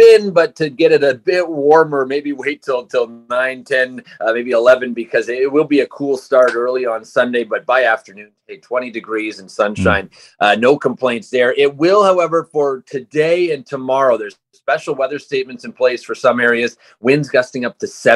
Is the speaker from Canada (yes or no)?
yes; Montreal, Quebec, Canada; growing up in Montreal